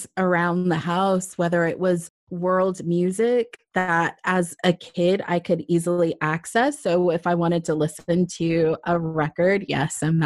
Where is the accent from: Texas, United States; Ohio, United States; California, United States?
California, United States; Southern; now in Atlanta, United States; I grew up predominantly in Southern California